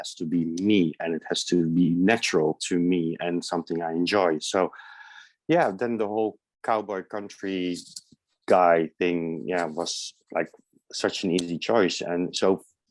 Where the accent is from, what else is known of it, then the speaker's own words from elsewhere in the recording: The Hague, South Holland, Netherlands; moved away as an adult; also born or lived in Amsterdam / Germany / United States; now in London, United Kingdom; Originally from the Netherlands. I was born in The Hague, small seaside town, but I lived in Amsterdam for a long time.